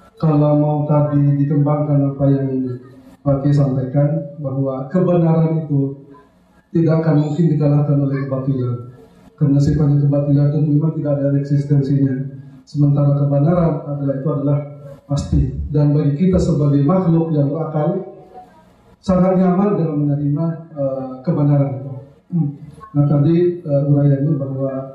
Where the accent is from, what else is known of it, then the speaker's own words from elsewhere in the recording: Makassar, South Sulawesi, Indonesia; now in Yogyakarta, Indonesia; asal dari Sulawesi Selatan Makassar